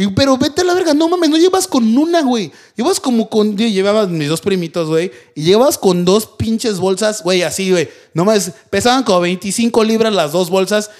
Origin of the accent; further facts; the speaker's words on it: Mexico; now in United States; nosotros de México pedíamos calaverita